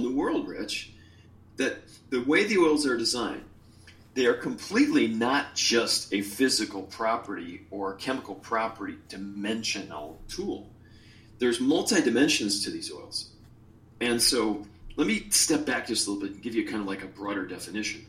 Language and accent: English; Chicago, Illinois, United States; moved away; also born or lived in Hawaii; my soul's from Hawaii, although I was born in Chicago